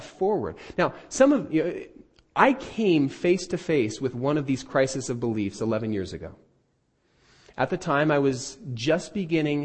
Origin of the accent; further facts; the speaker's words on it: United States; I'm an American